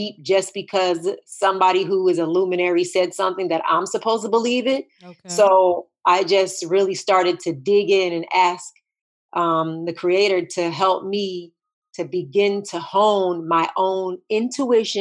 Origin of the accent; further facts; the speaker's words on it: New Jersey, United States; I grew up in New Jersey